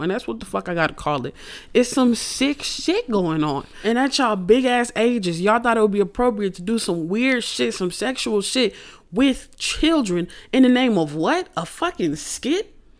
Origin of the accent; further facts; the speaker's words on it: Houston, Texas, United States; I'm from Houston.